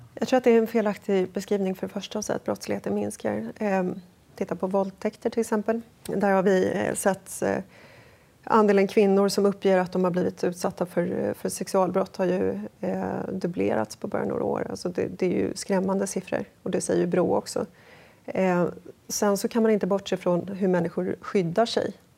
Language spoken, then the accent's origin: Swedish; Sollentuna, Stockholm County, Sweden; jag växte upp i Sollentuna